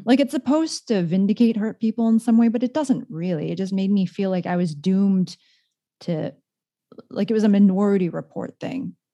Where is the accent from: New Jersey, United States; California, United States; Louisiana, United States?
California, United States; San Jose; a young Asian woman growing up in San Jose, California